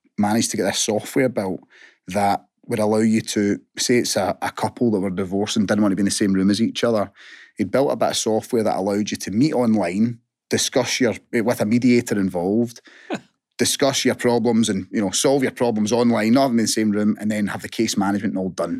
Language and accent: English; Hamilton, Scotland, United Kingdom; born and bred in Hamilton.